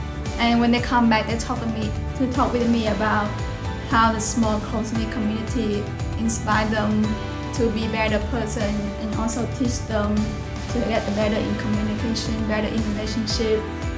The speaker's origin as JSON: {"language": "English", "country": "Vietnam", "moved": "as an adult", "lives_now": "Huntingdon, United States", "said": "I'm from Vietnam."}